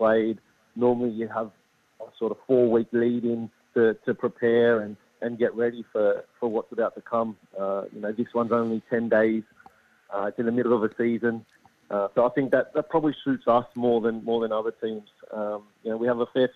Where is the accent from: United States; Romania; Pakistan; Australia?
Australia; Sydney, New South Wales; moved away as an adult; now in Adelaide, Australia; I'm from Sydney. I'd been away for about 12, 13 years.